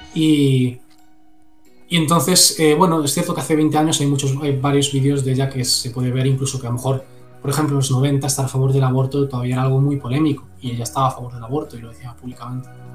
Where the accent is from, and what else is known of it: Spain